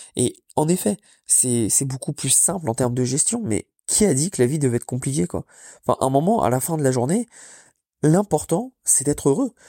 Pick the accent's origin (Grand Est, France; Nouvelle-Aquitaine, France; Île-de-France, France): Île-de-France, France; Paris; moved away as an adult; now in Orlando, United States; qui me rappelle un peu d'où je viens parce que autant je déteste Paris